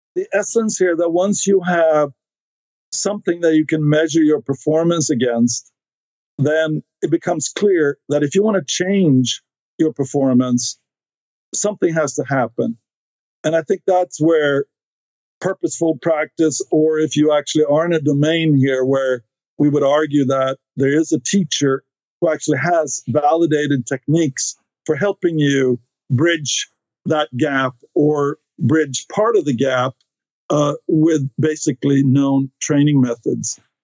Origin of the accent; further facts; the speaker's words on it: Stockholm, Stockholm County, Sweden; English is a second language; moved away as an adult; now in United States; I grew up in Sweden, uh, in Stockholm